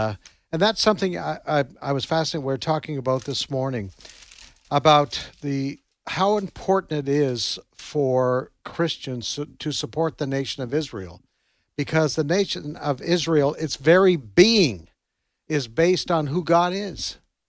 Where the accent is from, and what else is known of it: Nova Scotia, Canada; now in Tupelo, United States